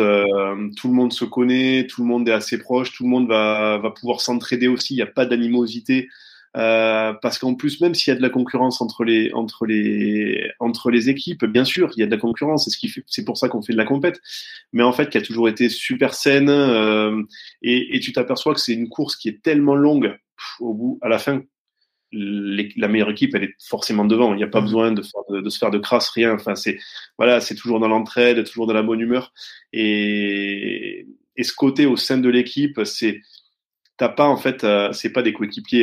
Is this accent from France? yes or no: yes; Rodez, Occitania, France; je suis né à Rodez, euh, dans, dans l'Aveyron, et euh, et du coup, bon, euh, oh, j'ai voilà grandi avec avec ma mère